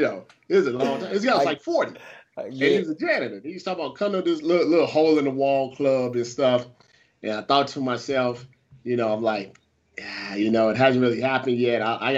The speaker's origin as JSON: {"language": "English", "region": "Midwest", "country": "United States", "said": "And I was like from the Midwest."}